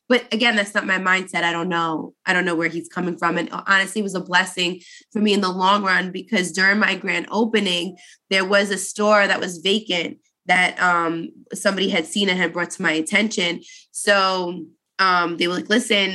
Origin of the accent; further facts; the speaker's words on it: New York City, New York, United States; moved away as an adult; now in New Jersey, United States; I grew up in Brooklyn.